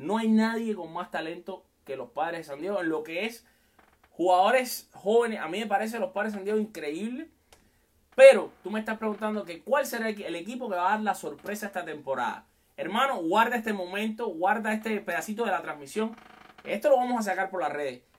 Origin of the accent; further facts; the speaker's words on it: Cuba; moved away as an adult; te conectas desde mi tierra querida, Cuba. Hace siete años casi que no la veo, pero mi corazón está con todo el mundo, por supuesto, por allá donde también están mis papás